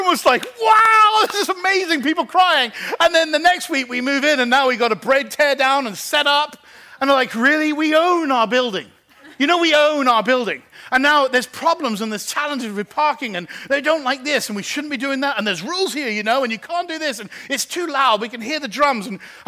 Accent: England, United Kingdom; now in Geneva, Switzerland; I'm English

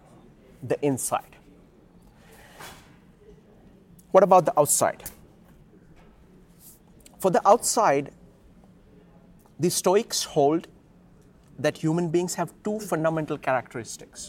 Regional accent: India; I grew up in the Indian culture

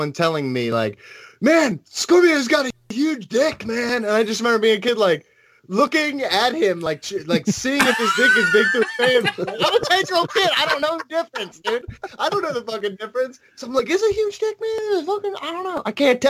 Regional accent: Philadelphia, Pennsylvania, United States; I was born in Philadelphia. I still live outside of Philadelphia

